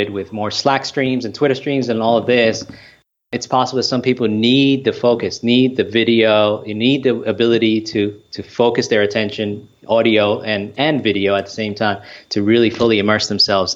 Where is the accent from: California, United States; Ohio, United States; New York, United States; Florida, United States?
New York, United States; New York City; I'm originally born and raised in the Bronx in New York